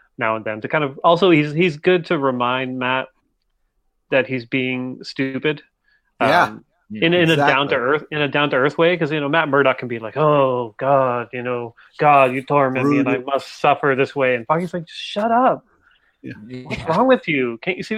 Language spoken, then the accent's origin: English; Canada; I'm Canadian.